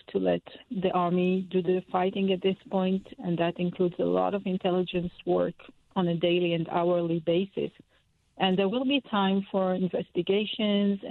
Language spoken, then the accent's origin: English; Israel; moved away; we were born and bred in Israel, and we are in our 50s now